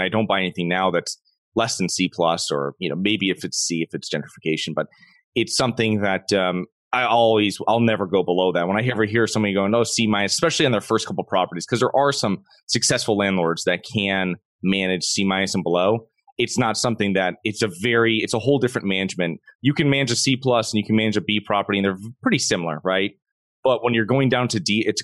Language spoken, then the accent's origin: English; Connecticut, United States; moved away as an adult; now in Florida, United States; I'm originally from Connecticut. I moved down to Florida in 2012